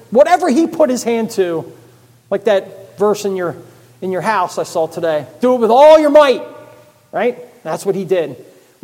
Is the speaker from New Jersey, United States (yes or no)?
yes; New Jersey, United States; also born or lived in Philadelphia, Pennsylvania; I was raised in South Jersey and went to the Church of the Holy Name